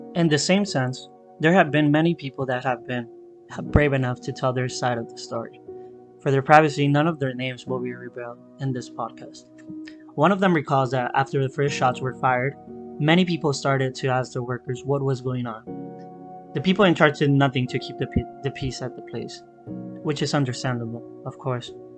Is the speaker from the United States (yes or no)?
no; Mexico; I am from Mexico